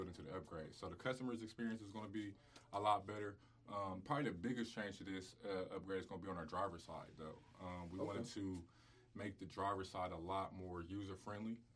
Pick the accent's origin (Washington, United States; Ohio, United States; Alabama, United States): Ohio, United States; Columbus; This being my hometown